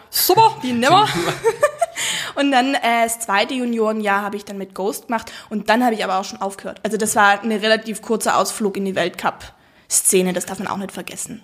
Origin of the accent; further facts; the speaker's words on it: South Tyrol, Trentino-Alto Adige, Italy; accent: South Tyrolean; ich komme aus Südtirol.